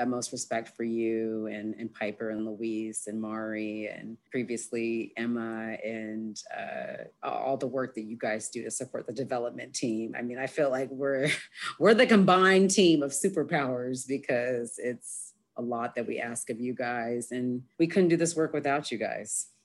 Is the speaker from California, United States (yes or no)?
yes; Berkeley, California, United States; moved away as an adult; now in Austin, United States; growing up in Berkeley